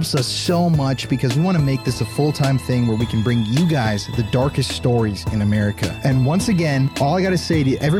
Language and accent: English; South Dakota, United States; now in Texas, United States; I'm a native South Dakotan, a transplant in Texas